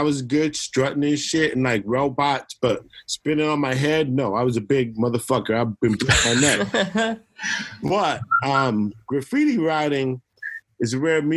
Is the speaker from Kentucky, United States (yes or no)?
no; Oakland, California, United States; accent: East Coast; Three boys who grew up in the Bay Area, all through the Bay Area, like, the majority of our time, our earliest roots were in Oakland, East Oakland